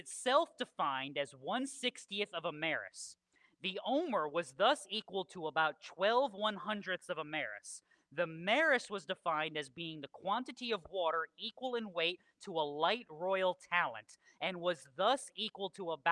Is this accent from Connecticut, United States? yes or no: yes; southwestern Connecticut, United States; moved away; When I lived in Connecticut, we lived on the southwestern portion of Connecticut